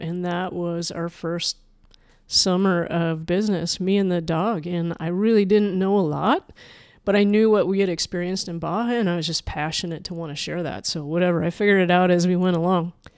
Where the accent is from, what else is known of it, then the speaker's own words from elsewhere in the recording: Manitoba, Canada; also born or lived in Chicago; now in Pacific Northwest, United States; I'm a Canadian prairie kid